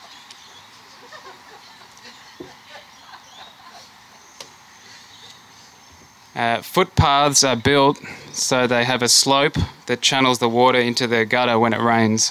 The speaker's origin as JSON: {"language": "English", "country": "Australia", "also_born_or_lived": "Germany / Melbourne, Australia", "said": "As an Australian"}